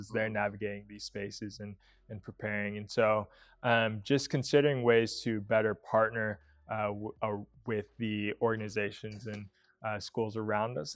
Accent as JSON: {"language": "English", "town": "Atlanta", "region": "Georgia", "country": "United States", "tie": "born or raised there", "also_born_or_lived": "Tennessee", "moved": "as an adult", "lives_now": "Newberg, United States", "said": "growing up in Atlanta"}